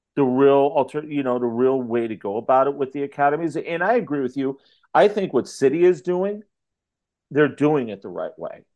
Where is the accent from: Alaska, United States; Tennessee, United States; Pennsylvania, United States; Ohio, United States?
Ohio, United States; moved away as an adult; now in St. Louis area, United States; my hometown in Ohio